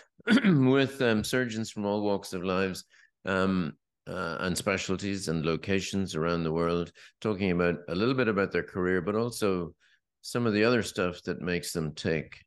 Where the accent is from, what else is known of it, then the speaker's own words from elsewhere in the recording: west of Ireland, Ireland; when I was growing up in the West, in the, in the West of Ireland